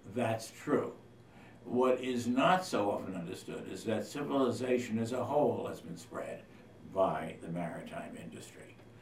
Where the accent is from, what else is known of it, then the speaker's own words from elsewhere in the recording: London, United Kingdom; now in New York, United States; I'm originally British as well as American born in London